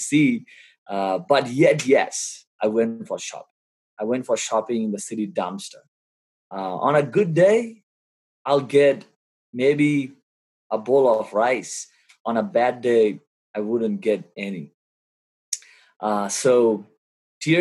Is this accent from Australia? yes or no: no; Kolkata, West Bengal, India; moved away; my vivid memory growing up in Kolkata, India